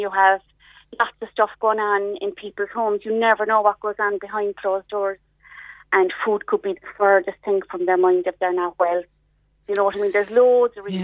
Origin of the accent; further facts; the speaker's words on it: Ireland; We're typically Irish people, we never, we're very slow to ask for um, a bit of help